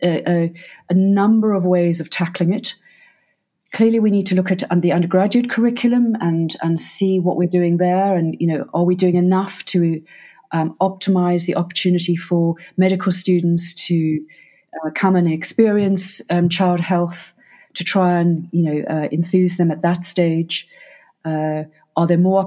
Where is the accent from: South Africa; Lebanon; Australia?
South Africa; Cape Town, Western Cape; now in United Kingdom; as a South African, and I come from Cape Town